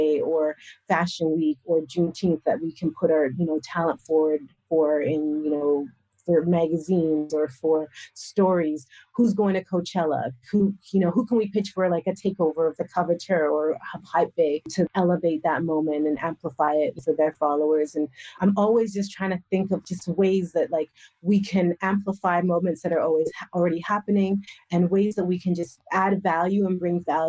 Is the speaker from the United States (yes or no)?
no; Western Canada, Canada; I'm Canadian. So I'm like, listen, like I grew up in Western Canada